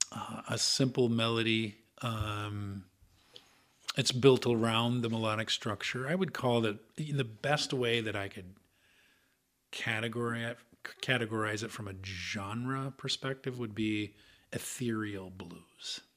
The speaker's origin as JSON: {"language": "English", "region": "Iowa", "country": "United States", "tie": "born or raised there", "also_born_or_lived": "Minneapolis", "moved": "yes"}